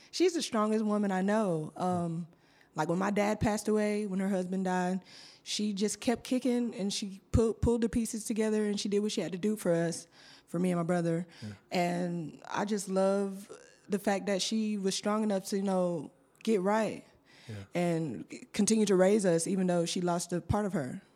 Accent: Griffin, Georgia, United States; also born or lived in Thomaston, Georgia; I am from originally from Thomaston, Georgia, okay. but um, when I turned five years old, I moved to Griffin, Georgia, mm-hmm. because mm-hmm. I was adopted. Mm-hmm. So, um, ever I've been in Griffin, Georgia ever since

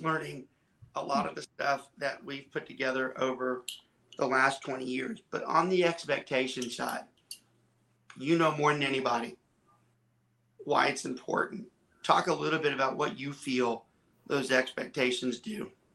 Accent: Georgia, United States; also born or lived in southern Louisiana; now in Texas, United States; I was born in southern Louisiana, I was raised in Georgia, and I reside in Texas

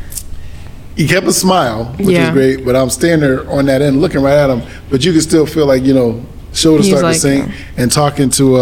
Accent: Springfield, Massachusetts, United States; it's my hometown, Springfield

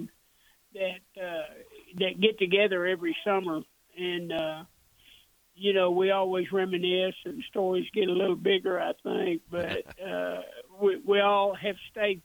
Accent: Dallas, Texas, United States; As a kid, I grew up in the Dallas area.

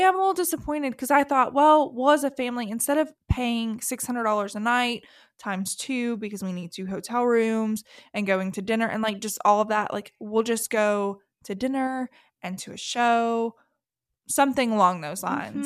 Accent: the South, Southern United States, United States; accent: southern; my southern accent comes out far more at home than in public

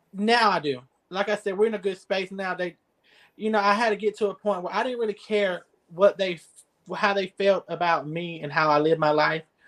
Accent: Newton, Georgia, United States; moved away as an adult; also born or lived in Camilla, Georgia; now in Albany, United States; I'm from Newton, Georgia

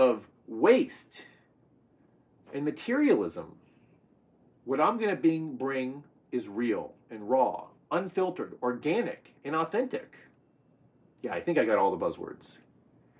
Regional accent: California, United States; also born or lived in the American South; I was born in the South, but I was raised here in California under the sun and the sea

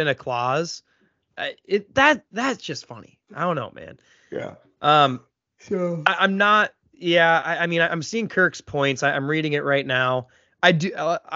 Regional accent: Iowa, United States; we come from Iowa.

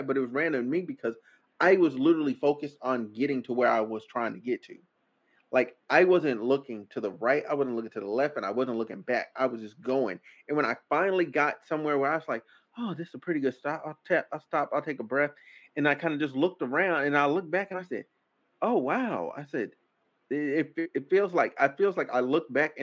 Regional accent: Arkansas, United States; moved away; I'm from Arkansas.

